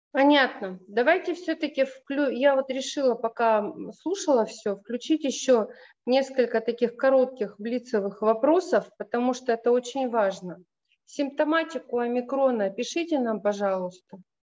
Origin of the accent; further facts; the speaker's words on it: Russia; родом из России